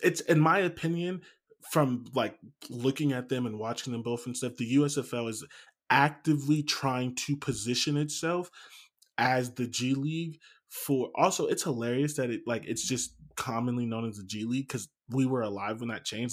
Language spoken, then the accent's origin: English; Canton, Ohio, United States; I'm from Canton. There's nothing there